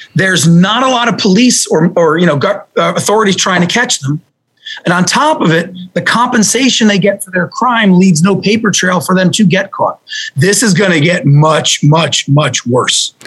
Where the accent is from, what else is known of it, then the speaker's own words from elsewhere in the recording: New Jersey, United States; I grew up in New Jersey